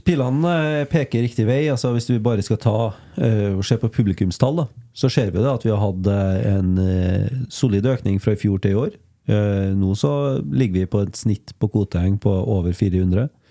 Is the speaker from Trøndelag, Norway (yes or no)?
yes; Krokstadøra, Trøndelag, Norway; Krokstadøra, ja. Det er det der jeg kommer fra